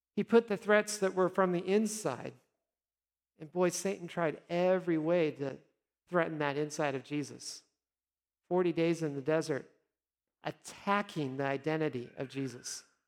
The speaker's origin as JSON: {"language": "English", "region": "Nebraska", "country": "United States", "also_born_or_lived": "South Dakota", "moved": "yes", "lives_now": "Texas, United States", "said": "I always say I'm from Nebraska, but I did live a short time in South Dakota."}